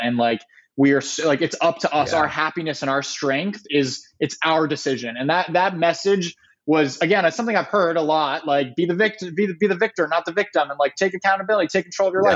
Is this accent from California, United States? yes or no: yes; San Diego, California, United States; also born or lived in Ohio; I grew up in San Diego, California